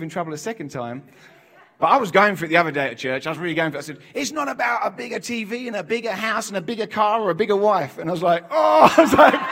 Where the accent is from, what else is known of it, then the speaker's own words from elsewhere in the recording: England, United Kingdom; I'm from England. I'm not from America.